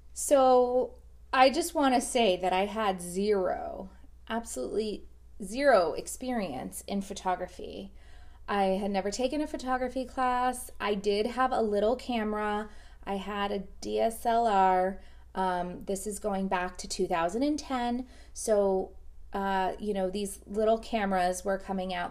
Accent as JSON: {"language": "English", "region": "South Florida", "country": "United States", "tie": "born or raised there", "said": "I, um, was born and raised in South Florida. I still live in South Florida"}